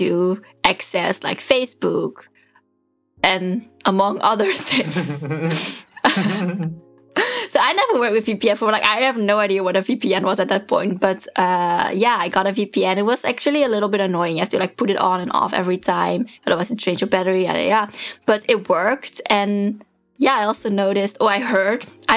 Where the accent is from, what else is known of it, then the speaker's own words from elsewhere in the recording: Netherlands; moved away; I was from the Netherlands and also from this very small town, like our shops closes at 6 or 7